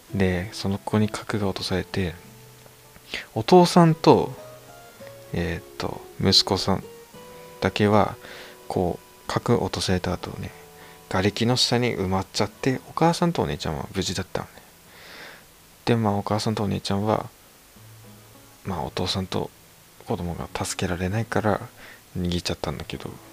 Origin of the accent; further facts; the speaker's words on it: Aomori, Japan; accent: Tsugaru dialect; moved away; 僕、地元青森なんだけど、こういうなまってるふうにね津軽弁なんですけども